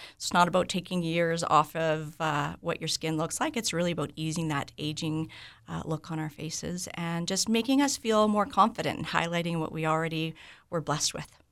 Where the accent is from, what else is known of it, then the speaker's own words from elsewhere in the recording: Vancouver, British Columbia, Canada; moved away as an adult; now in Morden, Canada; I'm originally from Vancouver